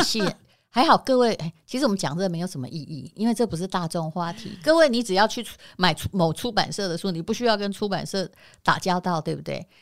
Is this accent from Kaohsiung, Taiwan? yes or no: no; Yilan County, Taiwan; now in Taipei, Taiwan; 我也是宜兰人啊，我的意思说我也是在很乡下的地方